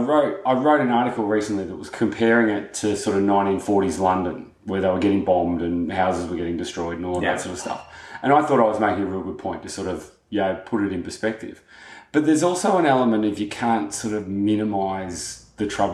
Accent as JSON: {"language": "English", "country": "Australia", "said": "as an Australian"}